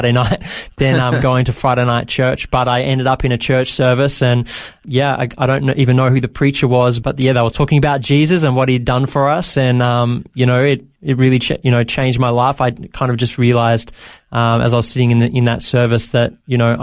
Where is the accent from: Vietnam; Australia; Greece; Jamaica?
Australia; Bendigo, Victoria; also born or lived in Maryborough, Victoria / Ballarat, Victoria; I grew up in Bendigo, Victoria.